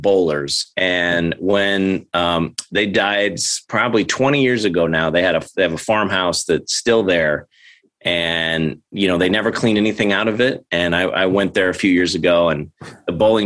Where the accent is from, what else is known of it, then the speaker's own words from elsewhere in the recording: St. Louis, Missouri, United States; I'm from St. Louis, and the Cardinals play here.